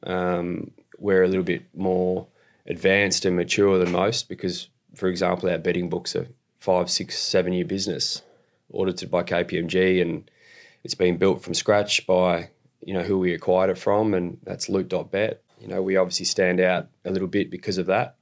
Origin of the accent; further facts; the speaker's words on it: Australia; moved away as an adult; now in Canada; I'm from Australia. I live in Canada now.